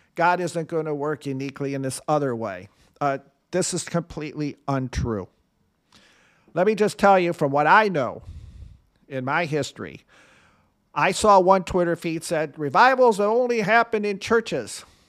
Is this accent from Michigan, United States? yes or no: yes; Michigan, United States; Michigan, my home state.